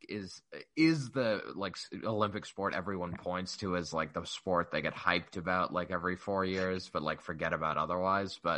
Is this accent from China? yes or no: yes; China; moved away; I grew up in China.